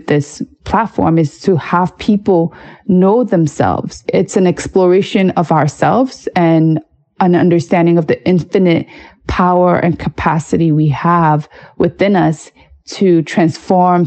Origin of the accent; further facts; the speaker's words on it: New York City, New York, United States; growing up in New York City